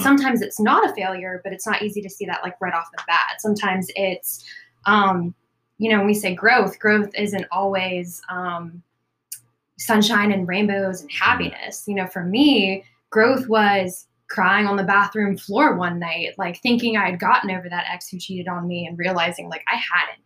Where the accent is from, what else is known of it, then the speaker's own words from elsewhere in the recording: Florence, South Carolina, United States; I'm originally from South Carolina, little town near Myrtle Beach, um, it's Florence.